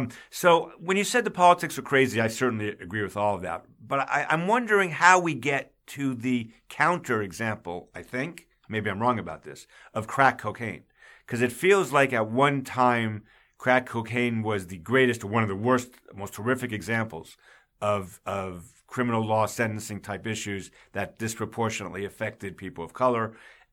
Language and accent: English; New York, United States; moved away; also born or lived in the South (US); I was raised in New York, but I've been in the South for a long time